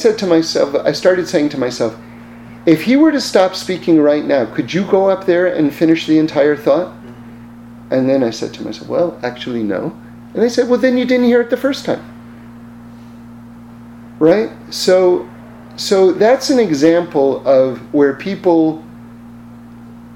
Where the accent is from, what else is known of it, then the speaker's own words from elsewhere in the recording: New York, United States; I'm from New York